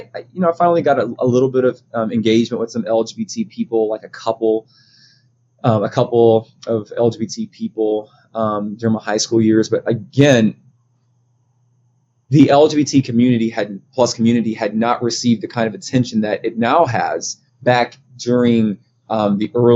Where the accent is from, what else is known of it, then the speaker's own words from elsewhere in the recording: United States; growing up in the Black community in the States